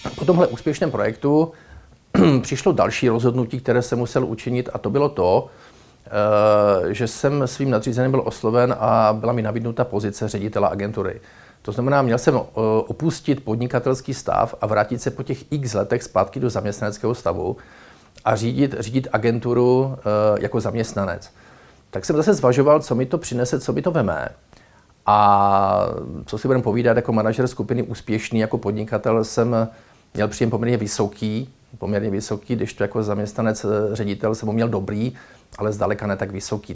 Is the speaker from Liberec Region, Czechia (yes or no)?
no; Ostrava region, Moravian-Silesian Region, Czechia; jsem z Ostravska